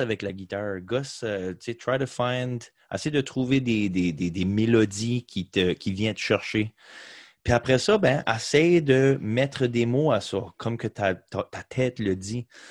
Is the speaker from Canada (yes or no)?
yes; Beresford, New Brunswick, Canada; j'ai grandi à Beresford